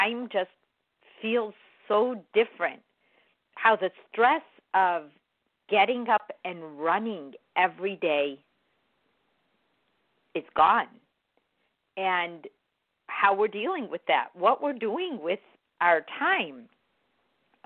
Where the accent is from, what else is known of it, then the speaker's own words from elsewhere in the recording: Chicago, Illinois, United States; moved away; I'm from Chicago